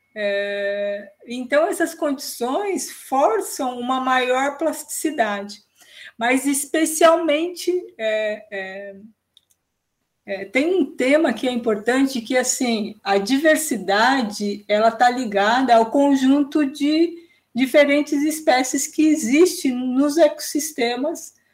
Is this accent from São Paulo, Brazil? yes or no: yes; São Paulo, Brazil; now in Santana do Livramento, Brazil; Paulistana, vamos corrigir, eu sou paulistana